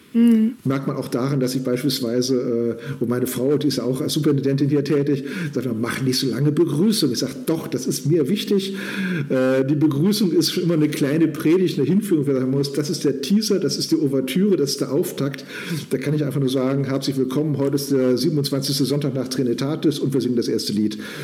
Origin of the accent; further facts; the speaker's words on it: Kurhessen-Waldeck, Germany; moved away as an adult; also born or lived in Northern Saxony; now in Saxony, Germany; in Kurhessen-Waldeck, meine alte Heimat